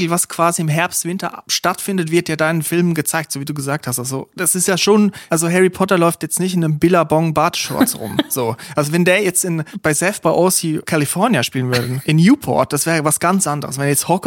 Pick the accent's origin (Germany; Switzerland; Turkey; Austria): Switzerland; Zum Beispiel da, wo ich herkomme, Switzerland, da, da gibt's das nicht.